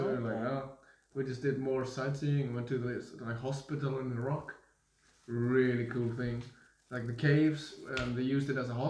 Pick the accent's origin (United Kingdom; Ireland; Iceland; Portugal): Iceland; we come from Iceland